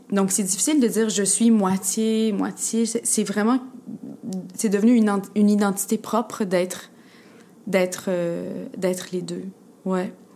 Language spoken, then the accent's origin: French; Quebec, Canada; je suis québécoise, je suis née ici, puis j'ai grandi ici, puis j'ai baigné euh, complètement dans la culture québécoise.